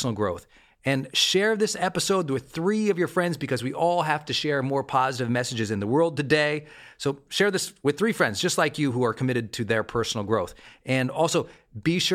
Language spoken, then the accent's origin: English; Montana, United States; I'm from Montana.